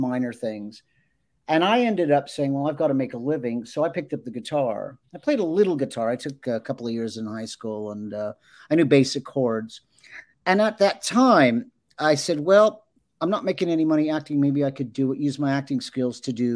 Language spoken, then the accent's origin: English; Los Angeles, California, United States; I grew up in Los Angeles